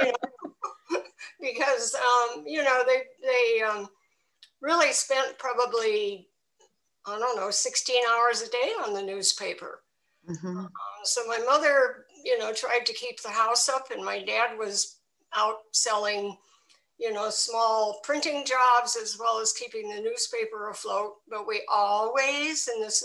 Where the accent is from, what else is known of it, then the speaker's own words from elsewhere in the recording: Milwaukee, Wisconsin, United States; also born or lived in England / Libya / Norway; now in Vermont, United States; I was born in Milwaukee, Wisconsin, so a Midwestern person to begin